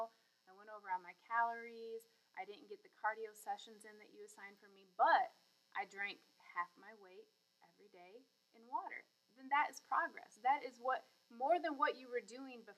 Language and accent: English; Michigan, United States; moved away; I'm actually from Michigan, so I love to go home and see my family